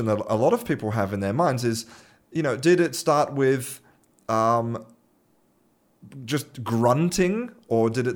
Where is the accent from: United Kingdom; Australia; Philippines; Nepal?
Australia; now in Spain; I'm an Australian living in Spain